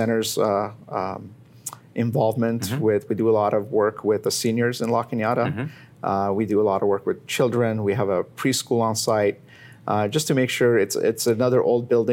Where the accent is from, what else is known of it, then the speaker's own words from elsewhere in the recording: Iran; moved away; I was born in Iran, Armenian, born in Iran